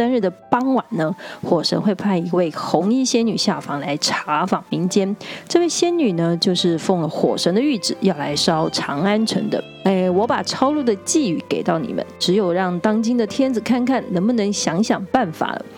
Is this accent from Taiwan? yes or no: yes; Tainan, Taiwan; 我的家乡台南盐水